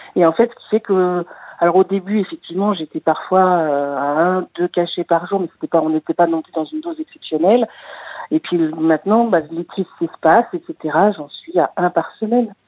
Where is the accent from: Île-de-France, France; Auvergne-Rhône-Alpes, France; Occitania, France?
Île-de-France, France; Paris; moved away as an adult; Je suis née à Paris, j'avais jamais quitté Paris de ma vie